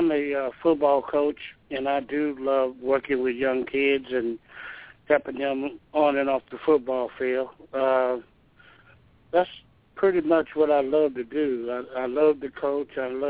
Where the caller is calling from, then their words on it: Georgia, United States; I'm calling from Georgia.